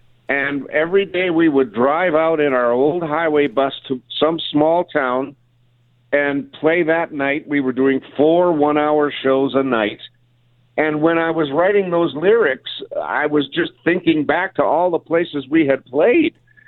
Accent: Winnipeg, Manitoba, Canada; moved away; that week in my hometown.

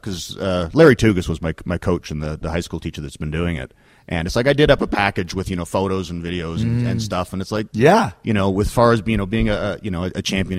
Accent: North Bay, Ontario, Canada; born or raised there

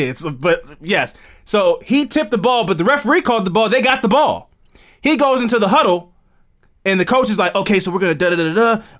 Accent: Baltimore, Maryland, United States; I'm from Baltimore, man.

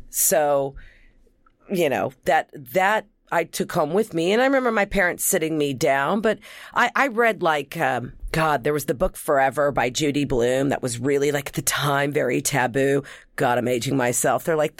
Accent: Oklahoma City, Oklahoma, United States; born there; I was born in Oklahoma City, Oklahoma. But people always think I'm from New York

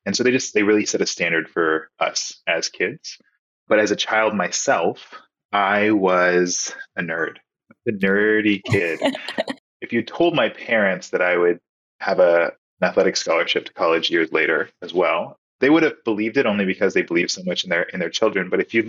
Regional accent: Nebraska, United States; born there; So I was born in Nebraska to two incredible parents.

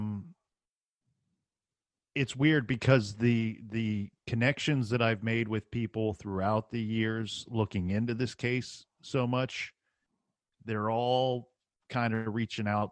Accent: Ohio, United States; We're all from Ohio.

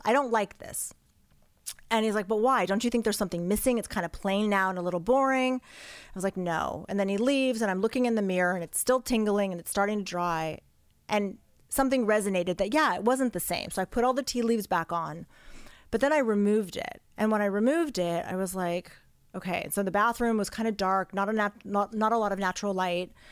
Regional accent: Los Angeles, California, United States; I grew up here in Los Angeles in the Valley

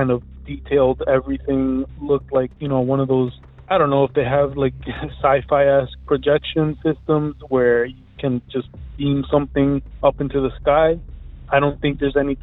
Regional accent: Elizabeth, New Jersey, United States; I'm from Elizabeth, New Jersey

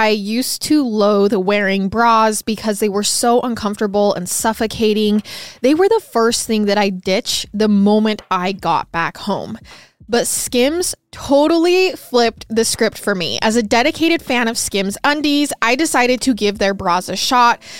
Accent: Michigan, United States; Side Side note, I'm from Michigan, so by mid November, it's usually really cold and the conditions can be harsh.

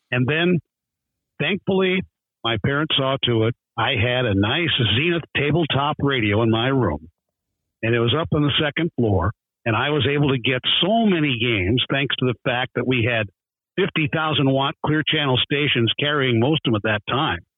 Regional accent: Galesburg, Illinois, United States; the Galesburg, Illinois paper, my hometown

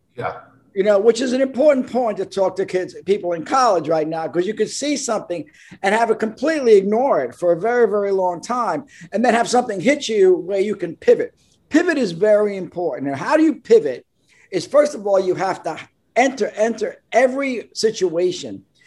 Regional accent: New York City, New York, United States; moved away; I'm from Brooklyn

